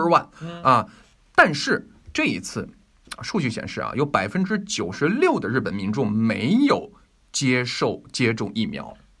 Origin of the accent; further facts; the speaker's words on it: China; 咱们嗯。中国老百姓